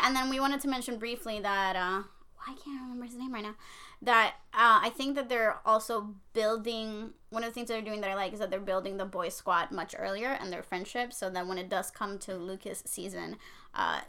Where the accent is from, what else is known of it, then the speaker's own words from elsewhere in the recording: Puerto Rico; I'm from Puerto Rico